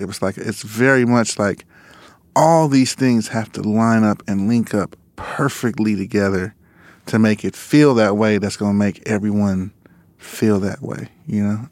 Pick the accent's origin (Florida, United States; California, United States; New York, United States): California, United States; Los Angeles; we grew up in Lamar Park, like, around, you know, Kamal Dubs, um, you know, the world stage